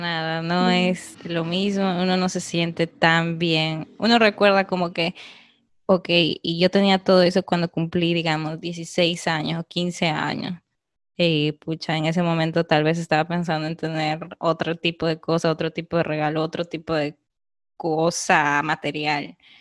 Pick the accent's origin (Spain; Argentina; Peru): Peru; now in Canada; quería irme de Perú para explorar el mundo en general y pues eh, me fui a Canadá